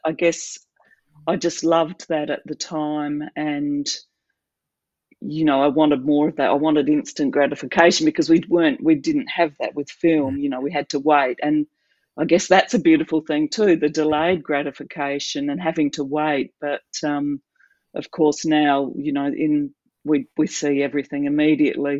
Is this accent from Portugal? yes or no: no; South Australia, Australia; now in Adelaide, Australia; so South Australia, I grew up in South Australia, but mostly in uh, small country towns in the state. My dad worked in a, bank, and we moved around a lot